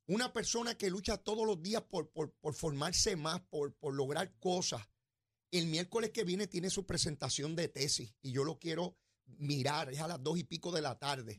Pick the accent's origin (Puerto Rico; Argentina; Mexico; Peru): Puerto Rico; donde yo me crié en Semana Llana